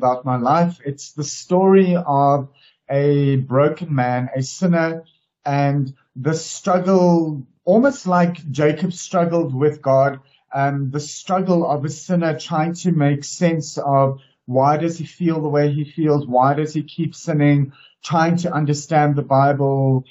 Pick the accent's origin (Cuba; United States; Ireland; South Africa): South Africa; Durban, KwaZulu-Natal; now in Johannesburg, South Africa; I grew up in KwaZulu-Natal in Durban at the coast